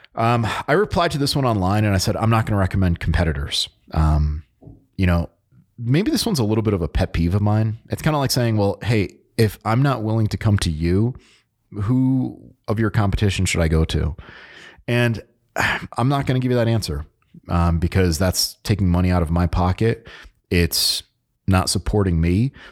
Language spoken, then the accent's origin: English; Connecticut, United States; moved away; I am originally from Connecticut